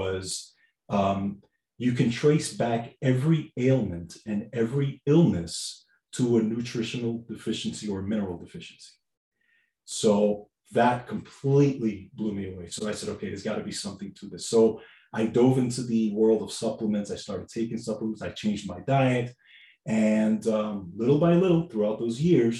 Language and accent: English; New York City, New York, United States; I grew up in New York, Bronx